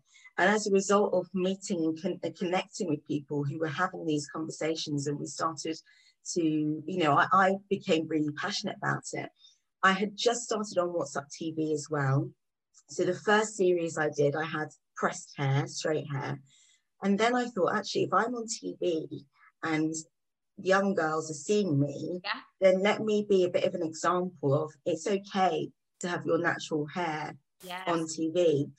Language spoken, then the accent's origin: English; England, United Kingdom; now in London, United Kingdom; So I grew up outside of London before I came into London and had a very similar experience to other people.